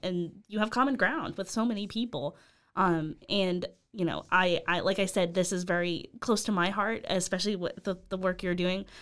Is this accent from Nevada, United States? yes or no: yes; Las Vegas, Nevada, United States; moved away; that's where I'm from. I'm from Vegas